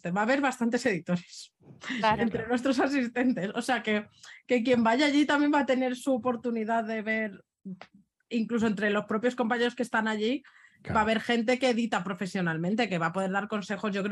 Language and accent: Spanish; Barcelona, Catalonia, Spain; aquí también somos de Barcelona